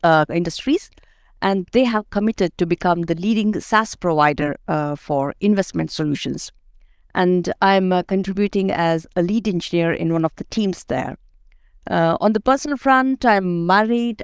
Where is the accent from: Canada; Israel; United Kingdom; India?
India; moved away as an adult; now in Denmark; I'm from India